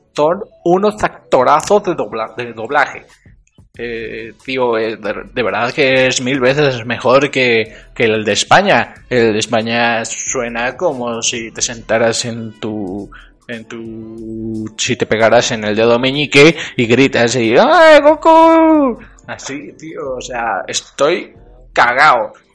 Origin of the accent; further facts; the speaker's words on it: Mexico; yo soy mexicano